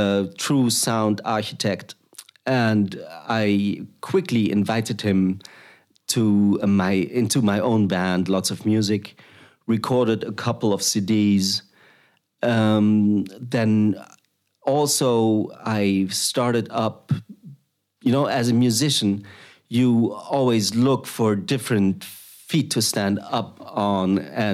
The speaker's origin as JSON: {"language": "English", "country": "Germany", "also_born_or_lived": "Thailand / Uganda", "accent": "German", "second_language": "English", "lives_now": "Netherlands", "said": "very German, which you can hear at my accent."}